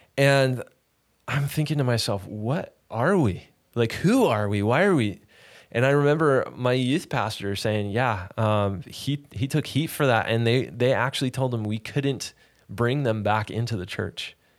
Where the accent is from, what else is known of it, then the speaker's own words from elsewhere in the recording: Sacramento, California, United States; also born or lived in Los Angeles, California; I was born in Sacramento. We moved to L A for a stint. And then we moved back to Sacramento